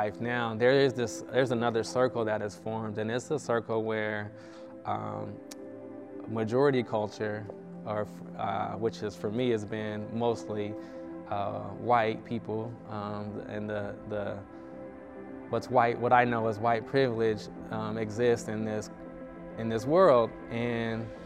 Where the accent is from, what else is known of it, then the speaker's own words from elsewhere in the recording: Denver, Colorado, United States; I grew up in Denver, Colorado.